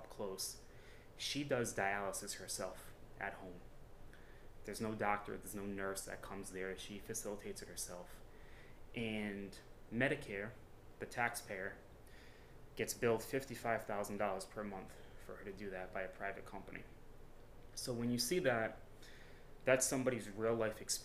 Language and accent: English; Cranston, Rhode Island, United States; Born and raised in Cranston, I just turned 36 years old